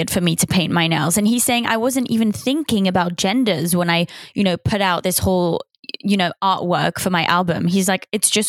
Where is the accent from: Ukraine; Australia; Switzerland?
Switzerland; also born or lived in United Kingdom / Paris, France; now in United States; the accent is actually, I grew up in Switzerland, English family. I lived in the UK, but I lived in Switzerland, but I lived in Paris, but then I lived in the US for the last three years.